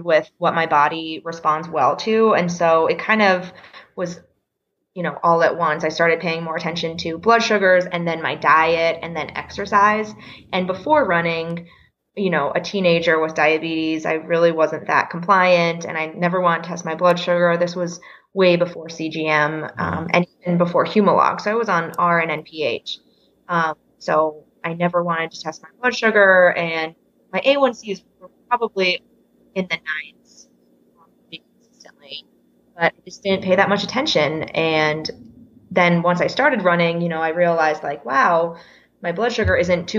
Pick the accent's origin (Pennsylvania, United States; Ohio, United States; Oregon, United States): Pennsylvania, United States; the Poconos; moved away as an adult; also born or lived in Philadelphia, United States; now in Denver, United States; I grew up in Pennsylvania, in the Poconos of Pennsylvania